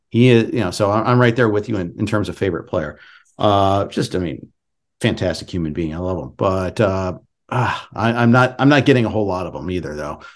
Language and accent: English; Indianapolis, Indiana, United States; I was born in Indy